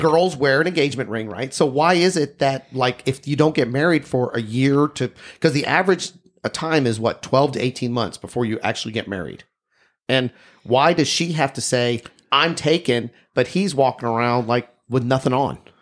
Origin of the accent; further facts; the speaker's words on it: Texas, United States; I'm from Texas.